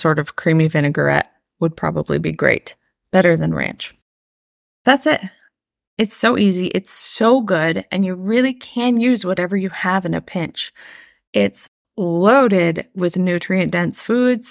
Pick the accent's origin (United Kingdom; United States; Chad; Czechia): United States; Midwest; As a Midwesterner